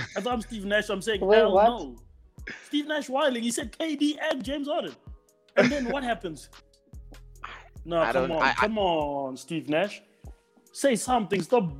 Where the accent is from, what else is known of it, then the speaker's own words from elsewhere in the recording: South Africa; me as a South African guy